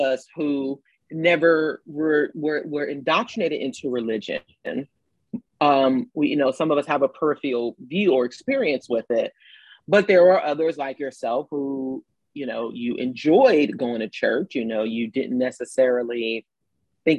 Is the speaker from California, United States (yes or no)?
no; New York City, New York, United States; moved away as an adult; now in Atlanta, United States; I'm from the projects in New York City